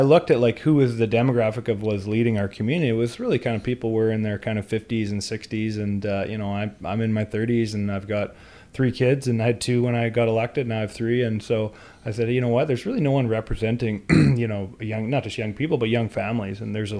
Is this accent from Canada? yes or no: yes; West Kelowna, British Columbia, Canada; But yeah, so I grew up in West Kelowna, well, before it was the city, West Kelowna on the west side. My actual address was Kelowna, just across the bridge.